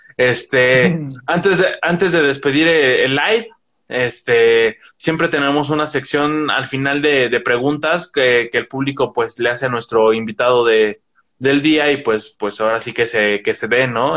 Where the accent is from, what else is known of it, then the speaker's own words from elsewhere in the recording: Toluca, State of Mexico, Mexico; yo soy, yo soy del Estado de México, de Toluca